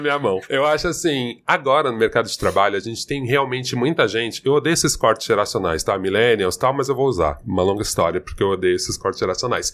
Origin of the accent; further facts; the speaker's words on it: São Paulo, Brazil; eu sou de São Paulo, minha família mora aqui